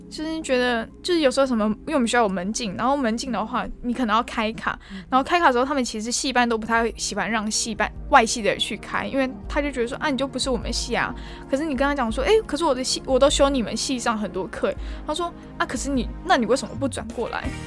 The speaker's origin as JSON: {"language": "Chinese", "region": "Taoyuan", "country": "Taiwan", "moved": "as an adult", "lives_now": "Tainan, Taiwan", "said": "因为我是桃园人，所以我们就是跑那种什么桃友会那样子"}